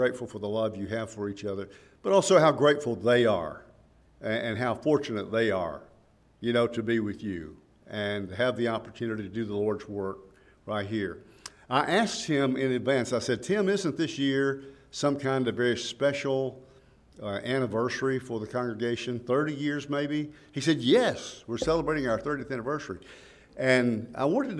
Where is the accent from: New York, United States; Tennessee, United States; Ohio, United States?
Tennessee, United States; Woodbury; now in Henderson, United States; growing up in Woodbury